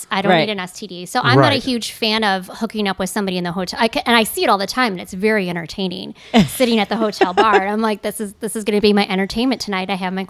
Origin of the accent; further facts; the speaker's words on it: Gurnee, Illinois, United States; Gurnee, Illinois.